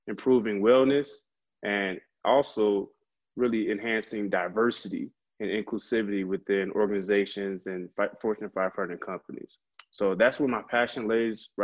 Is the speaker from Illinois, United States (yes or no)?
yes; Chicago, Illinois, United States; also born or lived in Urbana-Champaign, Illinois / Madison, Wisconsin / Milwaukee, Wisconsin; I'm originally from the Chicagoland area.